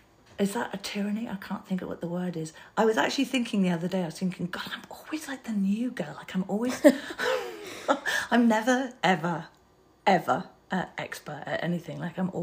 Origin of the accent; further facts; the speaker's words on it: London, United Kingdom; moved away as an adult; also born or lived in Manchester / New York; now in United States; I'm a city person. Like, I've got a funny accent. I'm from London.